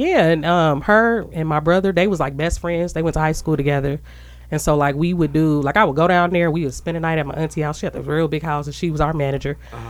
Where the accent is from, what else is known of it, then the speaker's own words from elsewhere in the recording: Chicago, Illinois, United States; moved away as an adult; now in Milwaukee, United States; I'm from Chicago, but I ain't lived there in forever. I've been here, like, 8 years now?